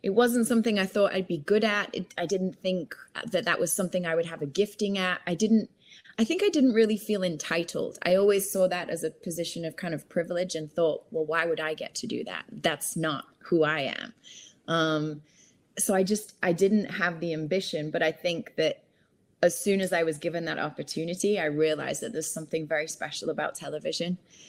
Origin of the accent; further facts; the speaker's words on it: Manchester, North West England, United Kingdom; So I grew up in Manchester. Once I'd finished high school in Manchester, I then moved to, I really wanted to do languages at university.